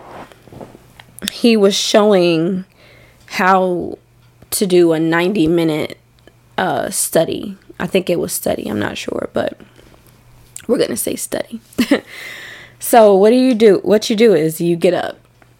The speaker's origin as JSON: {"language": "English", "region": "Arkansas", "country": "United States", "tie": "born or raised there", "moved": "yes"}